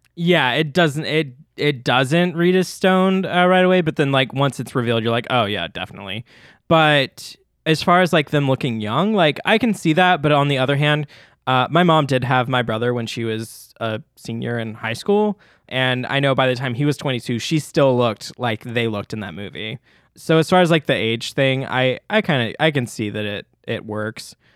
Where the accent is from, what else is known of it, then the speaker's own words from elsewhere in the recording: Memphis, Tennessee, United States; accent: Southern; I'm from Memphis, Tennessee